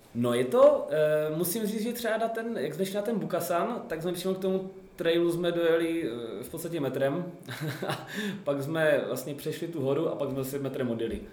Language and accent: Czech; Zlín, Zlín Region, Czechia; jsem ze Zlína, tak tady ve Zlíně trénu